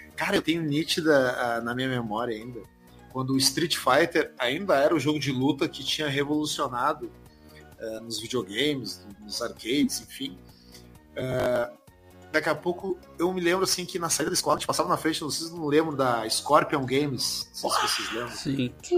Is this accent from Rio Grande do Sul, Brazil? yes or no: yes; Porto Alegre, Rio Grande do Sul, Brazil; a gente é de Porto Alegre